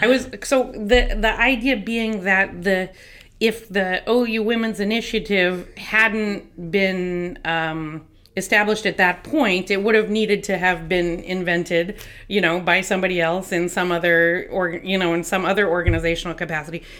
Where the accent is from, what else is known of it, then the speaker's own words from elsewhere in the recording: New Jersey, United States; New Jersey, which is my hometown